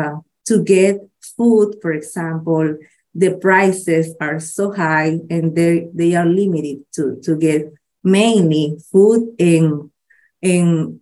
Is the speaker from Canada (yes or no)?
no; Managua, Nicaragua; Oh, yes. I'm from Nicaragua. I'm from Managua. Managua is the capital city of the country. I'm from Managua.